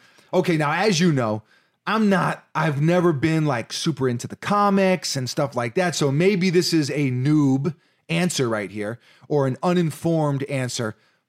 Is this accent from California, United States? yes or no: no; New York City, New York, United States; It's like, you know, growing up in New York City, it's like, Florida, it's paradise.